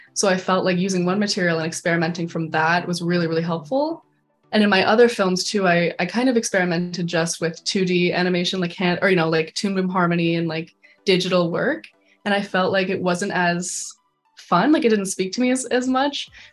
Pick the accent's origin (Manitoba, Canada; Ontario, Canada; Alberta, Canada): Alberta, Canada; Calgary; moved away as an adult; now in Vancouver, Canada; I'm from Calgary, Alberta